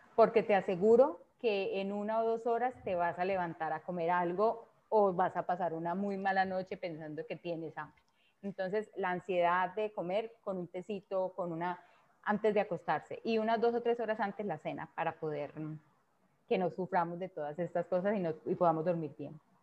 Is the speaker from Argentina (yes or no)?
no; Colombia; en mi país